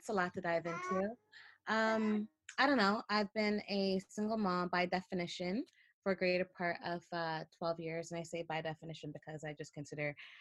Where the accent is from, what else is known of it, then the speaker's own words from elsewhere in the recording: Toronto, Ontario, Canada; moved away as an adult; I grew up in Toronto, love Toronto